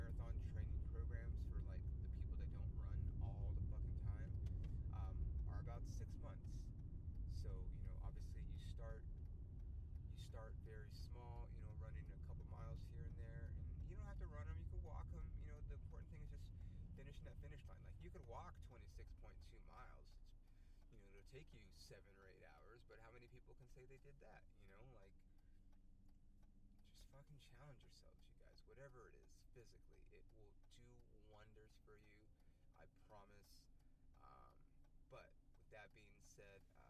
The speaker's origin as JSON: {"language": "English", "town": "Ontario", "region": "California", "country": "United States", "tie": "born or raised there", "said": "the Ontario Improv, the club in my hometown."}